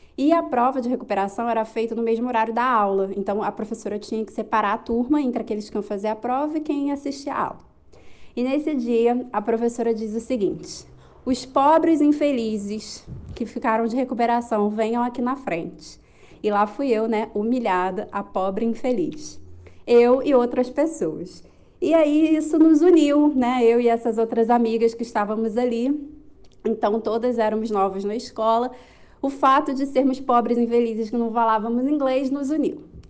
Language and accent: Portuguese; Rio de Janeiro, Brazil; now in Cape Verde; sou do Rio de Janeiro, morando em Cabo Verde, na África